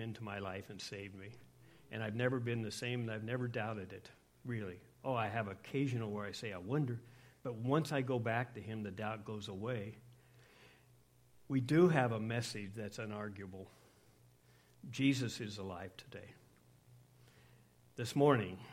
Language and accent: English; Scotland, United Kingdom; I'm Scottish